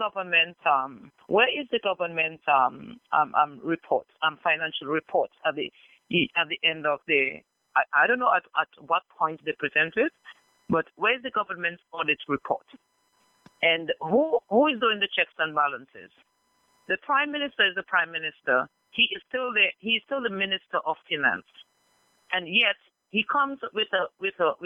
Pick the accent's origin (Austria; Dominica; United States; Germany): Dominica; Marigot, Saint Andrew; I'm from the community of Concord. I am from Marigot